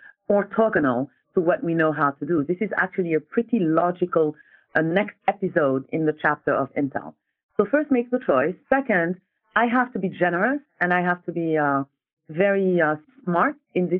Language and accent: English; Senegal; also born or lived in France; So I am from Senegal, West Africa, and I bounced back and forth between Senegal and France. So I was educated in the French educational system.